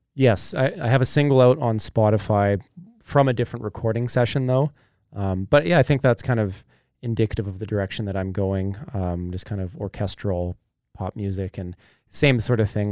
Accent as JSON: {"language": "English", "town": "Kamloops", "region": "British Columbia", "country": "Canada", "tie": "born or raised there", "said": "growing up in Kamloops"}